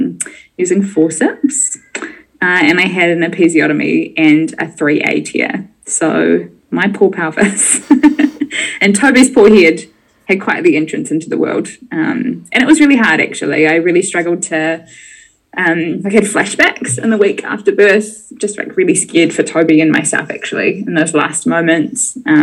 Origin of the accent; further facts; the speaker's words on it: Bay of Plenty, New Zealand; moved away as an adult; also born or lived in Dunedin; I grew up in the Bay of Plenty in the North Island, so very far away from Dunedin.